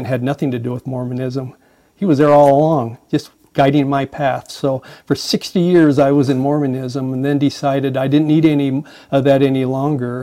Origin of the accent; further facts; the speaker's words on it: Boise, Idaho, United States; I was born in Boise, Idaho, to a great family. Grew up there, graduated from high school and college, actually, from Boise State.